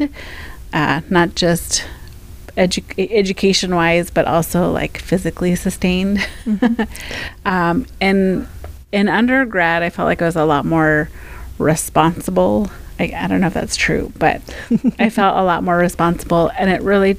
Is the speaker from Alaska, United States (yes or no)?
yes; Fairbanks, Alaska, United States; also born or lived in Seattle, United States / Anchorage, United States; I grew up here in Fairbanks, my family is from Minto